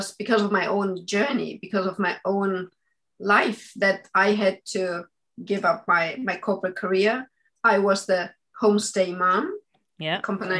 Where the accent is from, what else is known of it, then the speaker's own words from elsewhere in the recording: Munich, Bavaria, Germany; moved away as an adult; also born or lived in Austria; now in Sweden; I am originally from Austria, but I grew up in Germany.